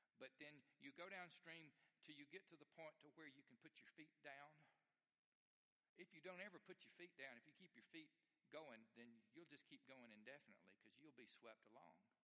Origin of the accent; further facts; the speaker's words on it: Alabama, United States; I grew up in Alabama